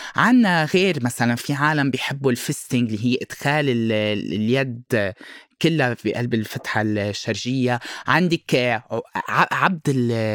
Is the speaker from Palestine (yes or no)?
no; Lebanon; moved away as an adult; now in Brazil; أنا لبناني وبرازيلي خلقت بالبرازيل ربيت هون بلبنان وقتها كان عمري 18 أولموست 19 سنة رحت على البرازيل